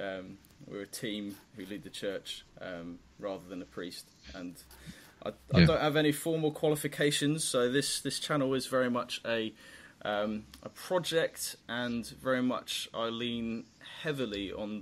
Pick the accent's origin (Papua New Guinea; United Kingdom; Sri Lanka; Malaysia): Papua New Guinea; I used to be your side of the world growing up. I grew up in Papua New Guinea. And so being a missionary kid, I had all sorts of different church experience.